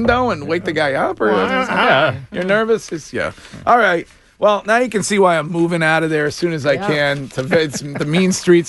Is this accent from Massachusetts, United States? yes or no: yes; Stow, Massachusetts, United States; my hometown police department